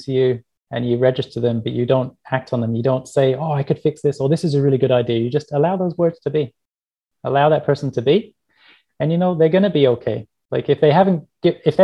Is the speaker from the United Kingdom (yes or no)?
yes; England, United Kingdom; I grew up in England